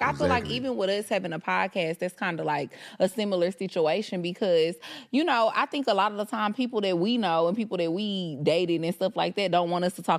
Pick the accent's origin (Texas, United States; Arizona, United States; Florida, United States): Texas, United States; Houston; I'm really from Houston, yeah, for real.